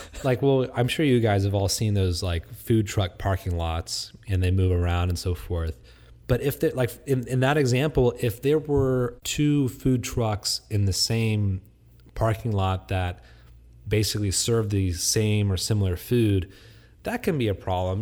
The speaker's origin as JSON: {"language": "English", "town": "Vandalia", "region": "Ohio", "country": "United States", "tie": "born or raised there", "also_born_or_lived": "Texas", "moved": "yes", "lives_now": "Houston, United States", "said": "I grew up in Vandalia, Ohio"}